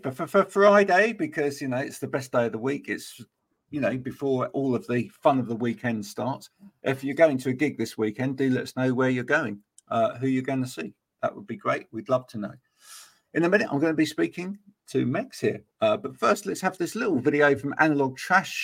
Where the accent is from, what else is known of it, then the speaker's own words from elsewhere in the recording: Bedford, East of England, United Kingdom; now in Somerset, United Kingdom; I'm a Bedford boy, born and bred